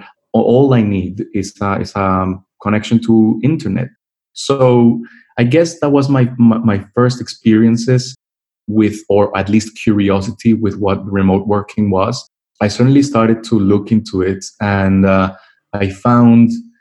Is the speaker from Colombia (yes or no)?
yes; Colombia; moved away as an adult; also born or lived in Mexico; now in London, United Kingdom; I was born in Mexico, but all my family is Colombian. So I was raised in Colombia. That's where I've lived for most of my life.